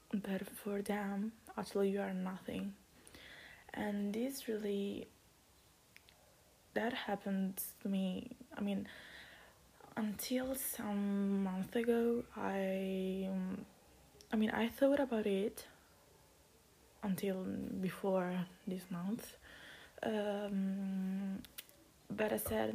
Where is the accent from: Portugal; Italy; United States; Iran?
Italy; I'm from Italy